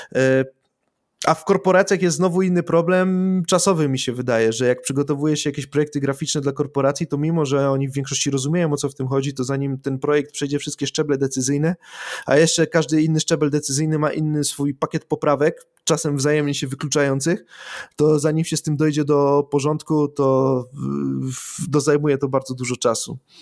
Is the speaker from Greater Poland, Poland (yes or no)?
no; Silesian Voivodeship, Poland; ja jestem ze Śląska